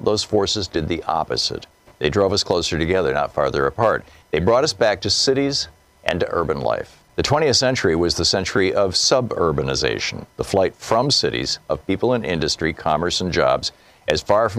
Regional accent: Newark, New Jersey, United States; born or raised there

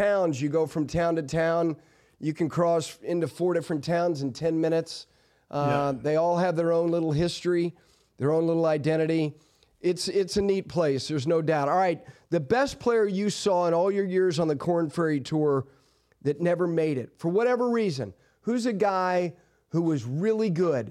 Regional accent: New Jersey, United States; my home state of New Jersey?

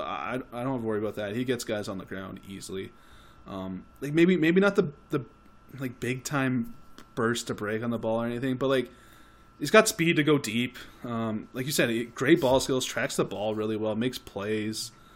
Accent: Canada; we're Canadian

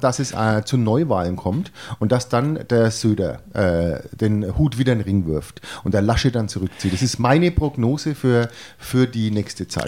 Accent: Franconia, Bavaria, Germany; man ist ja als Franke da immer ein bisschen Vorurteil belastet

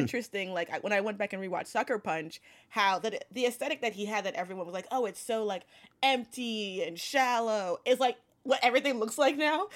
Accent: New York City, New York, United States; I'm from Brooklyn

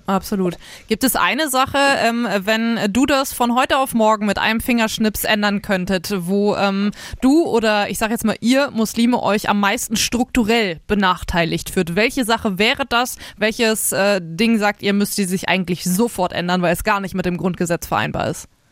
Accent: Northern Germany, Germany; now in Nuremberg, Germany; seitdem ich äh, nicht mehr in meiner Heimat Norddeutschland wohne, sondern ja jetzt hier in äh, Nürnberg im Süden Deutschlands

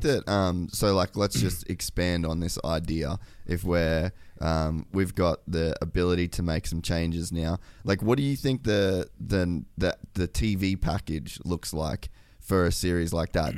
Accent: Australia; as an Australian

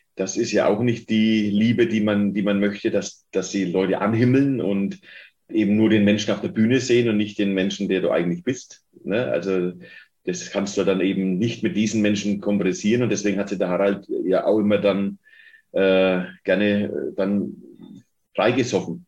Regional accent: Fürth, Bavaria, Germany; ich komme aus der Paulskirche in Fürth

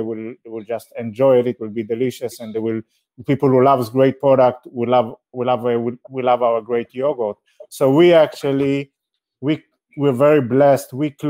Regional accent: Israel

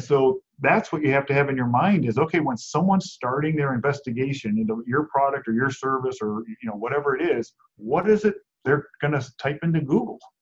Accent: Cleveland, Ohio, United States; moved away as an adult; also born or lived in Buffalo, New York; now in Phoenix, United States; I grew up in Cleveland

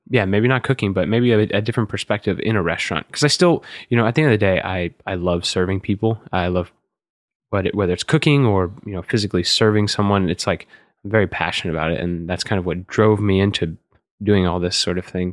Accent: College Station, Texas, United States; now in New York, United States; I grew up in College Station, Texas

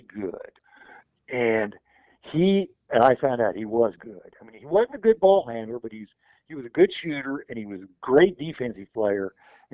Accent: Indiana, United States; we're from Indiana

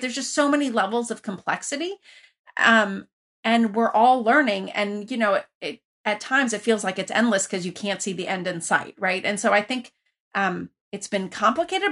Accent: Iran; also born or lived in Lafayette, California, United States; now in United States; I grew up originally in Iran where you were connected to everybody

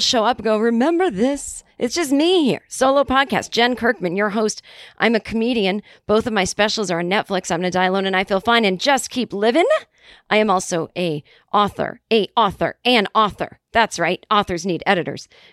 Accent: Boston, Massachusetts, United States; I was growing up in Boston

